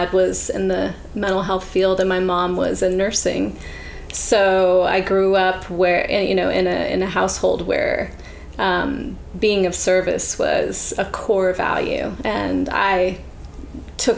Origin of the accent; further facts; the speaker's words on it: Charlottesville, Virginia, United States; moved away; also born or lived in Ann Arbor, Michigan / Los Angeles / Nashville; I was born in Ann Arbor, Michigan. And then when I was 8, my whole family moved to Charlottesville, Virginia. And that's where I grew up